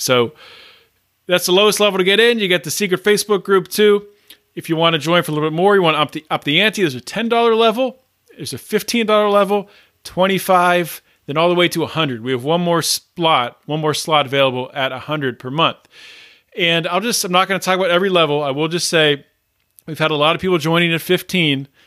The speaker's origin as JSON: {"language": "English", "region": "Pennsylvania", "country": "United States", "tie": "born or raised there", "said": "Pennsylvania is probably, that's, that's my home state"}